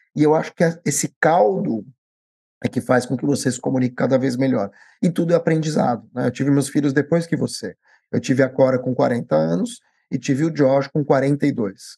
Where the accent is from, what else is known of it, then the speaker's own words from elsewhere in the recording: Brazil; eu já nasci no Brasil.